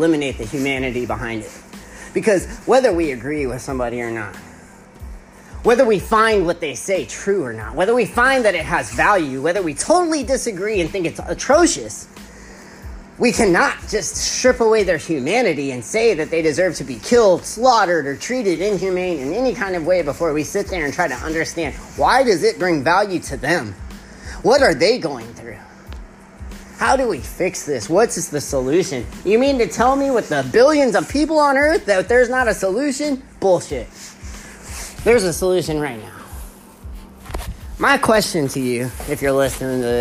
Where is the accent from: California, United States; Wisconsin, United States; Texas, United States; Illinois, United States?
Texas, United States; I'm from Texas